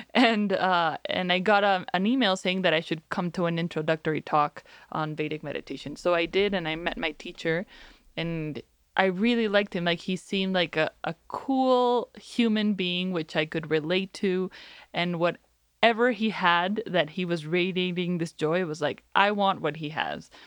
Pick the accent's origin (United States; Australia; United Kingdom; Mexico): Mexico; I'm from Mexico